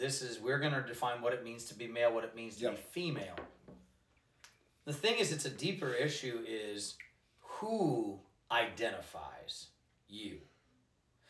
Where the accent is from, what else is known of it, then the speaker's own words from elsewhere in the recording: Georgia, United States; I grew up in Georgia